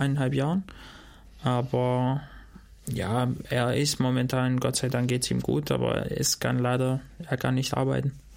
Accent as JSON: {"language": "German", "town": "Shkodër", "region": "Shkodër County", "country": "Albania", "also_born_or_lived": "Dortmund, Germany / Gotha, Germany", "first_language": "Albanian", "second_language": "German", "moved": "yes", "lives_now": "Germany", "said": "ich komme aus Skoda, also dort, wo ich herkomme"}